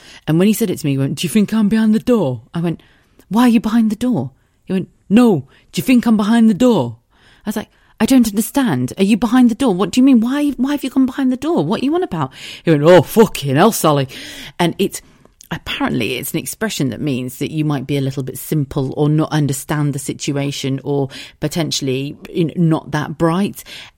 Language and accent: English; South of England, United Kingdom; also born or lived in United States; Well, I suppose I grew up in the South, but I've lived pretty much everywhere.